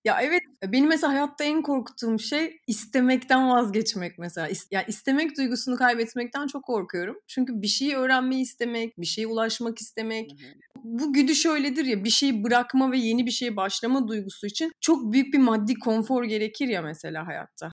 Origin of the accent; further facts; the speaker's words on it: Samsun, Turkey; 2001 Amerika AFS'liyim. Samsun'dan gittim.